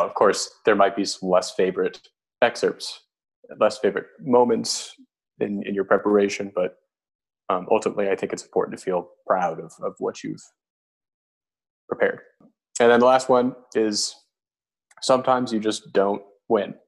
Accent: Arizona, United States; moved away as an adult; it was my hometown

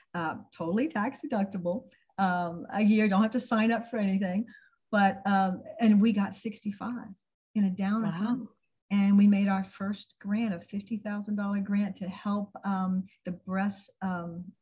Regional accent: Tampa, Florida, United States; I grew up in Tampa

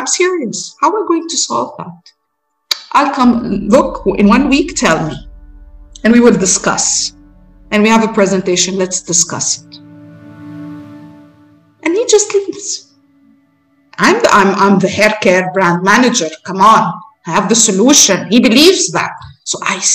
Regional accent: Egypt; We're traveling from Egypt, young delegation from Egypt, from our university

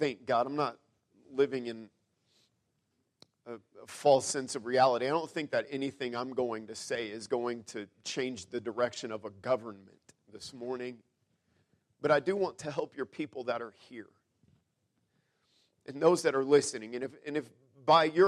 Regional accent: United States; I am an American.

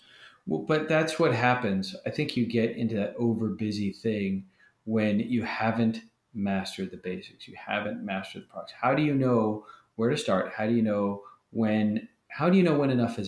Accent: United States; as American Christians

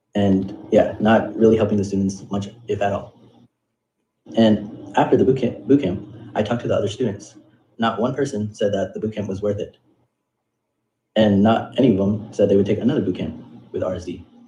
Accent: United States; I am Indian American. I am five foot five, and I'm from the United States

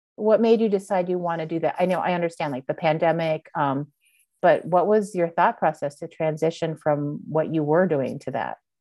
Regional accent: Montreal, Quebec, Canada; moved away; I was born and raised in Montreal, Canada

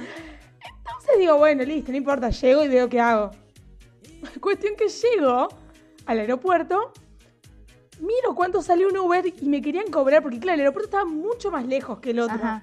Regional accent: Argentina; soy de Argentina.

